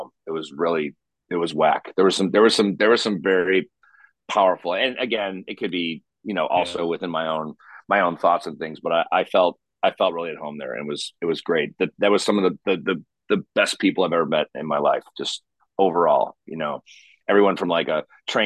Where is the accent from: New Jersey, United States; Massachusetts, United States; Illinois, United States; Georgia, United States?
Illinois, United States; Chicago; I'm mostly Scottish, I'm from Chicago